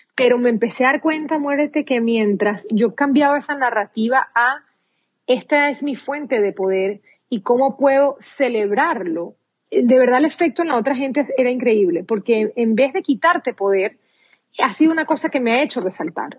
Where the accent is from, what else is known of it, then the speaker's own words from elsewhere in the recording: Venezuela; first language Spanish; moved away as an adult; now in United States; Soy venezolana de pura cepa, como dicen